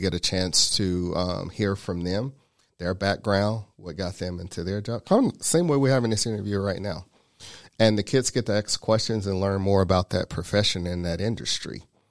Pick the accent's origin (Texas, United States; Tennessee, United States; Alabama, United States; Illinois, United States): Tennessee, United States; Chattanooga; now in Georgia, United States; originally from Chattanooga. So I grew up in East Chattanooga. I went to high school in a little town called Soddy Daisy, which is right outside of Chattanooga.